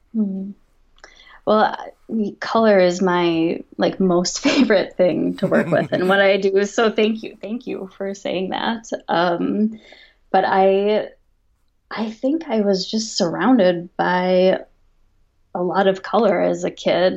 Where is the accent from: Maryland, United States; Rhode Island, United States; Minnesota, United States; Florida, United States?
Minnesota, United States; now in San Francisco, United States; grew up in Minnesota and I'm currently living in San Francisco